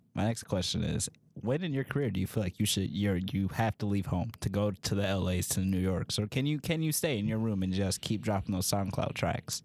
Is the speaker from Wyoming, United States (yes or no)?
no; Buffalo, New York, United States; we're from Buffalo